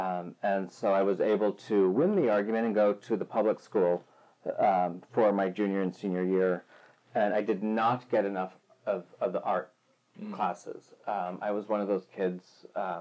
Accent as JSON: {"language": "English", "town": "Plymouth", "region": "Michigan", "country": "United States", "tie": "born or raised there", "also_born_or_lived": "Wayne, Michigan", "said": "I was born outside Detroit in the city of Wayne, in the county of Wayne. So I often say bland because Wayne is like beige. And I was adopted and grew up in Plymouth, which is not far from there."}